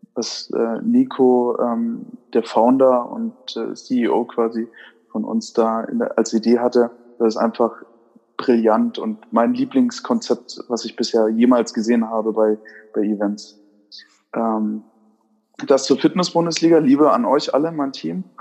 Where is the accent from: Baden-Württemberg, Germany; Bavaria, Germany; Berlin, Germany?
Bavaria, Germany; Würzburg; moved away; nachdem ich ja ursprünglich aus Würzburg komme, ist man da natürlich dann als Würzburger Urkind